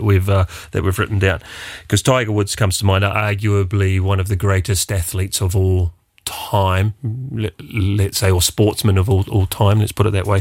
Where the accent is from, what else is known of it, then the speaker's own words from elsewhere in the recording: New Zealand; myself being a New Zealander